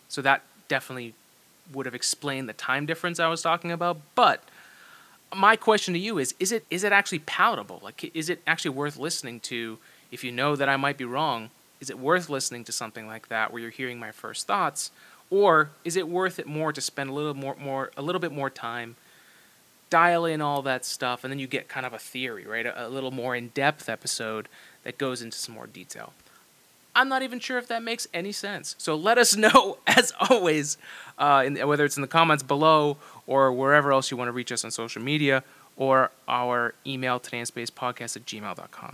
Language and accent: English; New England, United States; from New England